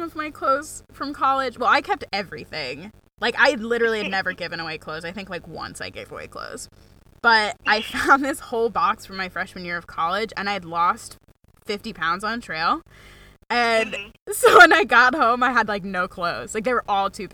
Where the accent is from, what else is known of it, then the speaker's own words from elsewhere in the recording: Mount Washington Valley, New Hampshire, United States; also born or lived in Maine; I'm from Mount Washington Valley